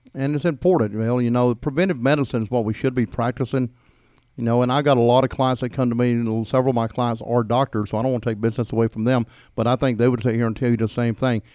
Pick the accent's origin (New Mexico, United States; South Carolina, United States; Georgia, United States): Georgia, United States; Gainesville; also born or lived in Daytona Beach, Florida / Atlanta; I was born here in Hall County